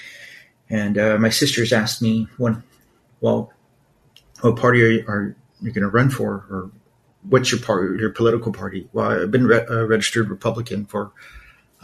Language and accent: English; Los Angeles, California, United States; growing up in East LA, there were really no role models